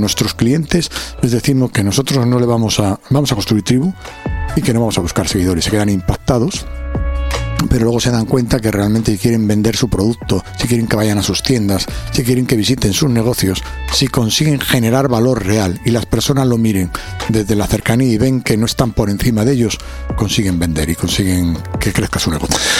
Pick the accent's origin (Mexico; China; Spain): Spain; Alcobendas, Community of Madrid; vengo de Alcobendas de Madrid